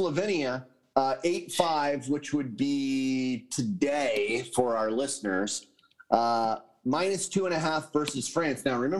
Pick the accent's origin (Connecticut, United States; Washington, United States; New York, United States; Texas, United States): Connecticut, United States; now in California, United States; I grew up in Connecticut. It was a little more East Coast.